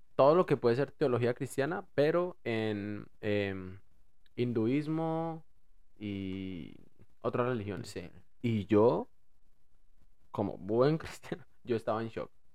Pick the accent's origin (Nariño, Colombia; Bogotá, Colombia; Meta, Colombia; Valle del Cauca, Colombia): Bogotá, Colombia; accent: rolo; moved away; yo hablo rolo